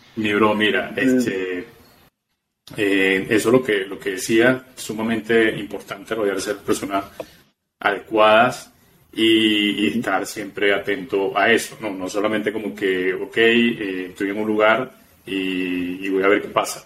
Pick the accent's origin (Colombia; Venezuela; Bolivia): Venezuela; moved away; yo soy también eh, inmigrante, soy venezolano